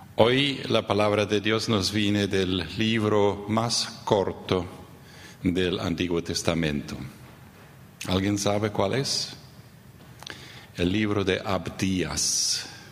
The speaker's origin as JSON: {"language": "Spanish", "town": "Neuland", "region": "Boquerón", "country": "Paraguay", "tie": "born or raised there", "said": "Yo crecí en el Chaco paraguayo, en la colonia Neuland."}